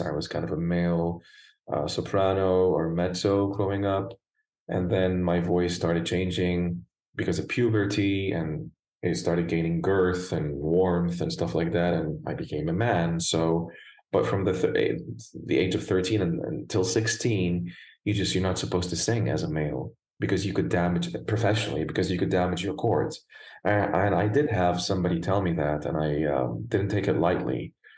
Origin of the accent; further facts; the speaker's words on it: Beirut, Beirut Governorate, Lebanon; accent: American; moved away as an adult; also born or lived in Germany / Italy; now in United States; So I was born and raised in Lebanon, in Beirut, Lebanon